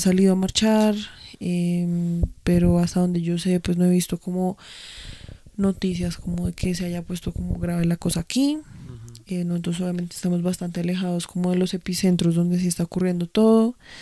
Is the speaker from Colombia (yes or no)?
yes; Colombia